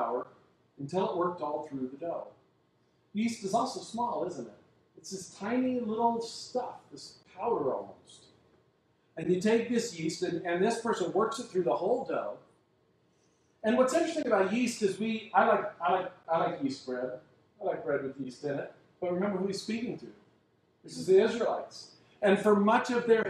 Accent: United States; our culture as American Christians

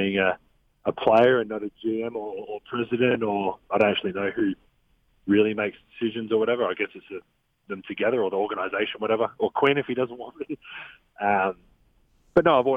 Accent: Australia; moved away; also born or lived in Utah; I was born in Australia. I'm Australian.

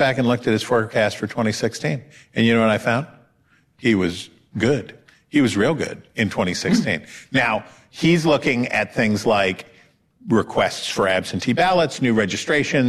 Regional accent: West Virginia, United States; my home state of West Virginia.

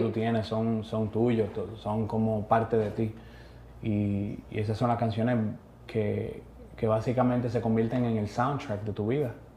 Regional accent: Santo Domingo, Distrito Nacional, Dominican Republic; nacer en Las Cañitas, República Dominicana

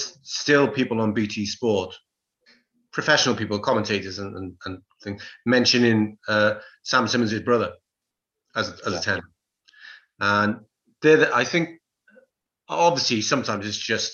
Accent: Welsh, Wales, United Kingdom; my completely one-eyed Welshman's

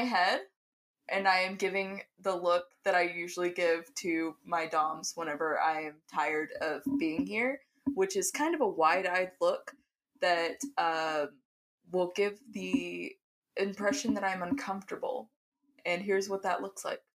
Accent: Oklahoma, United States; I'm from Oklahoma

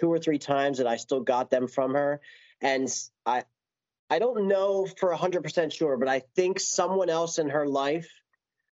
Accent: Philadelphia, Pennsylvania, United States; moved away as an adult; also born or lived in New Jersey; I was from Philly. I born and raised.

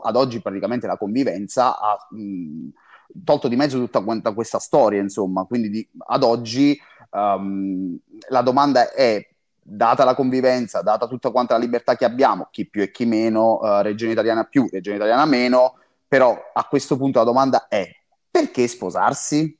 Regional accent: Campania, Italy; io sono campano

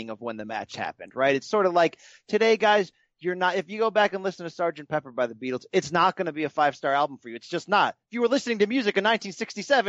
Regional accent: Connecticut, United States; I grew up in Connecticut, not what, 25 miles from Hartford

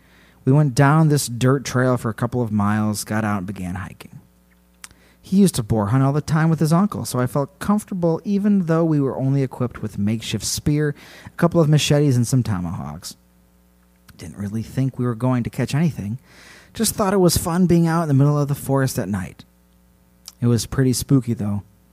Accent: California, United States; He's native Hawaiian, and I am from Southern California.

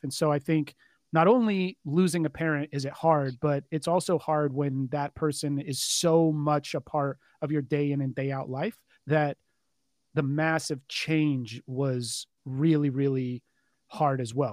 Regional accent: Richardson, Texas, United States; I am from, uh, Richardson, Texas. So kind of a, a, a suburb north of Dallas

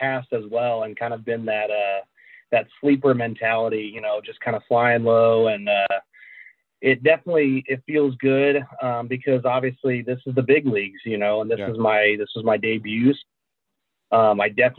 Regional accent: Indianapolis, Indiana, United States; Indy, so it's my hometown. I'm from Indiana

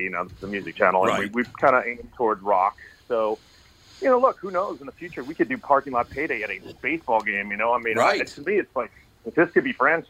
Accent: Tucson, Arizona, United States; I'm from Tucson, Arizona.

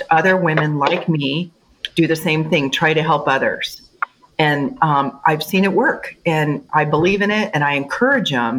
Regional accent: California, United States; moved away as an adult; now in Colorado, United States; I grew up in California

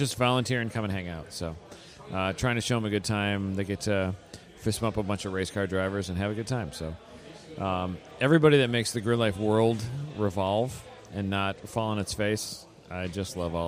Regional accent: Wisconsin, United States; How can I be nicer than I should because I'm from Wisconsin and cheese is cheap?

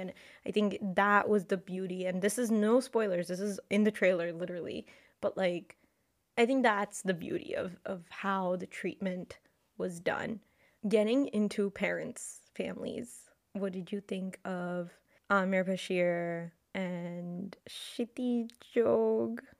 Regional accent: Delhi, India; I'm from Delhi

